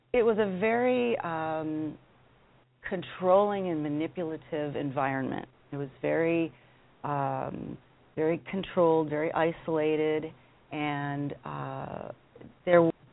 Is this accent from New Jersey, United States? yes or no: no; Denver, Colorado, United States; I'm from Denver, Colorado